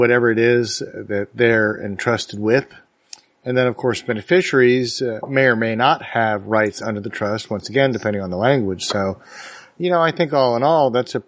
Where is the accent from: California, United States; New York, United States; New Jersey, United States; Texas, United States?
Texas, United States; Dallas; my hometown